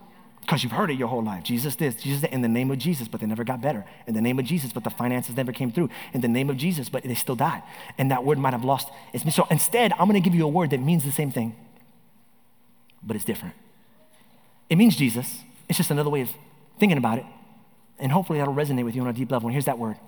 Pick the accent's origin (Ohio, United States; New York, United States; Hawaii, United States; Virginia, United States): New York, United States; now in Orlando, United States; I grew up in New York